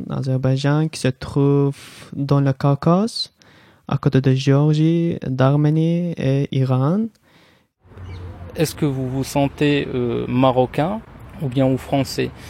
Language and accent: French; England, United Kingdom; French is a second language; Je suis anglais et j'ai voulu fuir euh, le Brexit et la mauvaise météo.